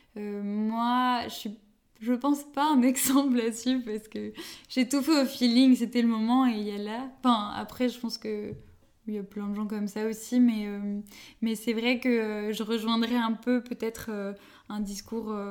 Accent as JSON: {"language": "French", "area": "Paris region", "region": "Île-de-France", "country": "France", "tie": "born or raised there", "said": "j'ai grandi toute euh, ma vie euh, en région parisienne."}